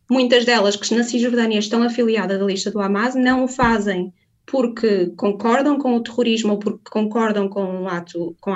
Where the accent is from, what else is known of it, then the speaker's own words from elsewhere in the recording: Porto, Norte, Portugal; Eu sou do Porto.